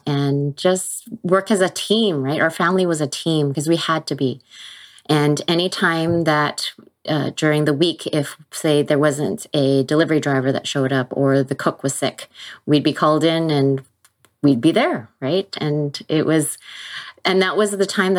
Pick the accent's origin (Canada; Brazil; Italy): Canada; Vancouver, British Columbia; I grew up in Vancouver, BC